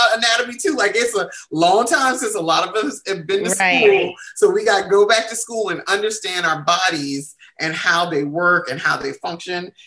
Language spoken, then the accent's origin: English; the South, United States; I'm from the South